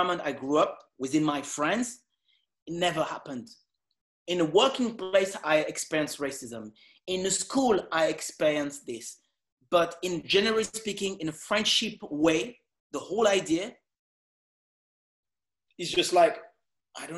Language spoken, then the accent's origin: English; Évry, Île-de-France, France; English is a second language; moved away; also born or lived in Caribbean; I'm not from America. I'm from France.